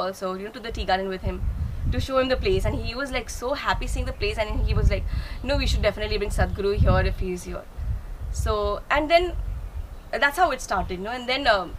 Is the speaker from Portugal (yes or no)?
no; Guwahati, Assam, India; also born or lived in Delhi; we are from Guwahati